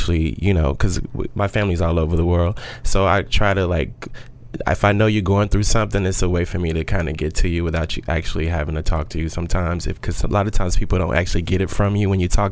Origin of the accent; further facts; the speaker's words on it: Austin, Texas, United States; moved away as an adult; now in New York City, United States; I'm originally from Austin, Texas. And in Austin, I was in the medical field